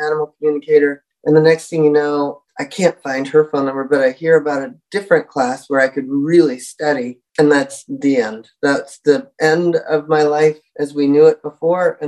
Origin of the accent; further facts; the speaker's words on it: Seattle, Washington, United States; I grew up in Seattle